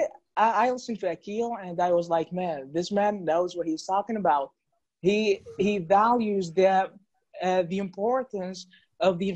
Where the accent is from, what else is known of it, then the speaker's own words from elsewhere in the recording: Iraq; I'm from Iraq